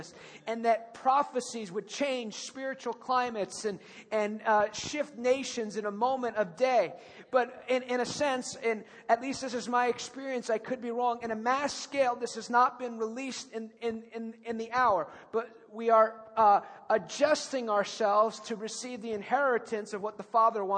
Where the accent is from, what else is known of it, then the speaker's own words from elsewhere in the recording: United States; I'm the American